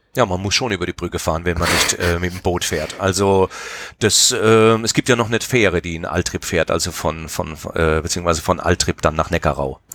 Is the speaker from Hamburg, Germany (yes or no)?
no; Mannheim, Baden-Württemberg, Germany; einem Stadtteil bei uns in Neu-Ostheim